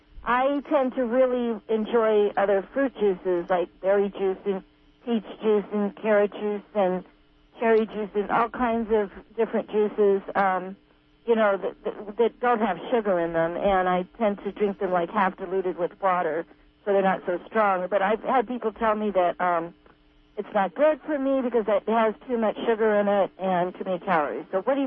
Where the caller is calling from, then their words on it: Phillipsville, California, United States; I'm calling from Phillipsville